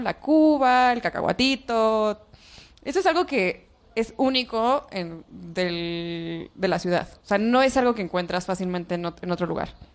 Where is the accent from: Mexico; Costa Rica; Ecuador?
Mexico; Oaxaca; now in Mexico City, Mexico; Yo no soy del DF, soy de Oaxaca